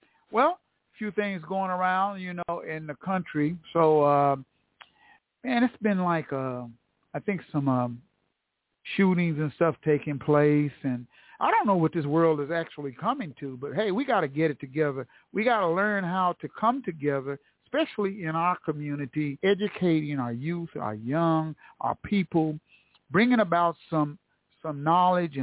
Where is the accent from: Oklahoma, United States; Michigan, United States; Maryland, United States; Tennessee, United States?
Oklahoma, United States; Tulsa; here in the heart of Black Wall Street, Tulsa, Oklahoma. T-Town, my hometown